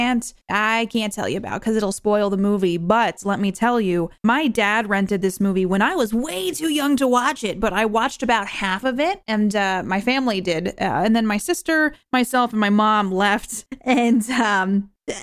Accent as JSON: {"language": "English", "region": "New Hampshire", "country": "United States", "tie": "born or raised there", "said": "I grew up in New Hampshire"}